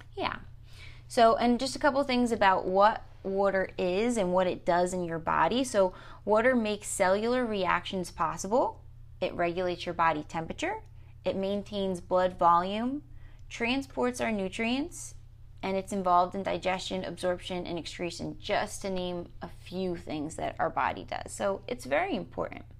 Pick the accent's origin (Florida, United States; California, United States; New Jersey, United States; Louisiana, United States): New Jersey, United States; I say water funny 'cause I'm from New Jersey.